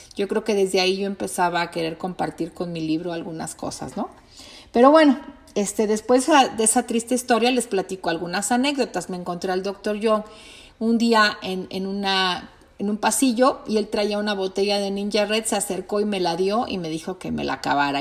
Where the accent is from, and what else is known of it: Mexico